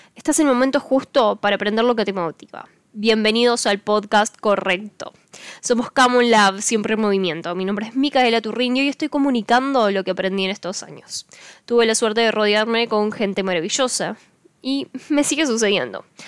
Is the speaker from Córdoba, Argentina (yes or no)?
yes; Córdoba, Argentina; soy una cordobesa